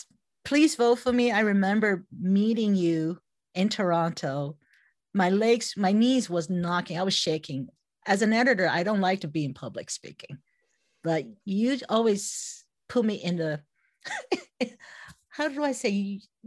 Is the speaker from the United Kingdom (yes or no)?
no; Taiwan; English is a second language; When I was 6 years old, when I was in kindergarten, this is growing up in Taiwan, right? So I was the youngest of three and I never went to daycare.